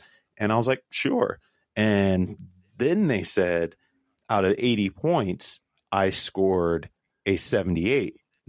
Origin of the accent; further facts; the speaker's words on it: Cleveland, Ohio, United States; moved away as an adult; also born or lived in Great Lakes, Illinois / Goose Creek, South Carolina; growing up in Cleveland